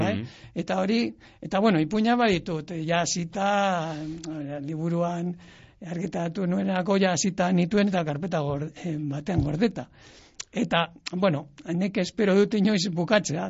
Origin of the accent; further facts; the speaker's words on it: Llodio, Basque Country, Spain; nire herrian ere, laudion ere